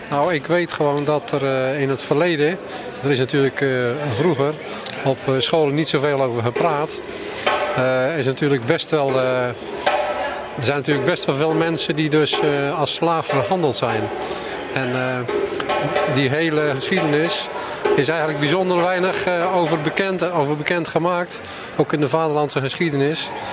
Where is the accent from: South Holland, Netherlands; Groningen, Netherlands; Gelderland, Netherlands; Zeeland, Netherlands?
Zeeland, Netherlands; Vlissingen; ik kom uit Vlissingen.